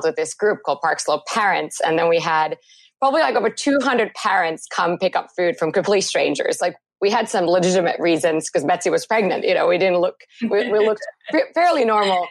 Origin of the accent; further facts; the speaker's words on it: Helsinki, Uusimaa, Finland; moved away; I am originally from Finland, so born and raised in Helsinki.